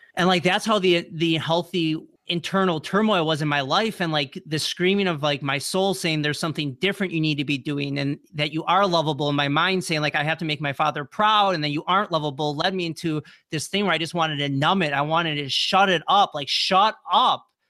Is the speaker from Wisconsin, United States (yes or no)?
yes; Wisconsin, United States; moved away as an adult; also born or lived in New Orleans; I'm from Wisconsin, I moved to New Orleans